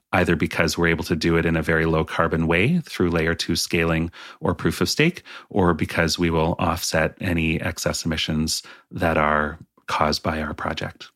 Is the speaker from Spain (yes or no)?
no; British Columbia, Canada; also born or lived in Vernon; I grew up in British Columbia